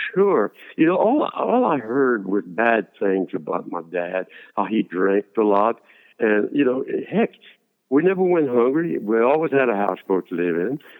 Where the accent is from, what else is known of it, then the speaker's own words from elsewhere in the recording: Lake Arthur, Louisiana, United States; accent: Cajun; I decided to go shine shoes in, in Lake Arthur in town